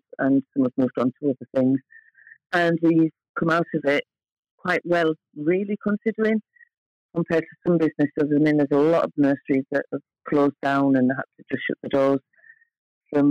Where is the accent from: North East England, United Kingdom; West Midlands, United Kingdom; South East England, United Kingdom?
North East England, United Kingdom; Hartlepool; moved away as an adult; also born or lived in London / Scotland; I'm from Hartlepool and I've worked in London for many years in the 80s and 90s and I've lived up in Scotland